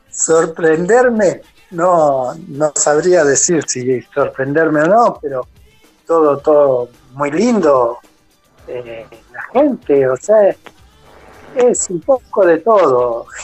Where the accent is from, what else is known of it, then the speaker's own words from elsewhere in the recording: Argentina; Y bueno, como en Argentina no come nadie. ¿eh?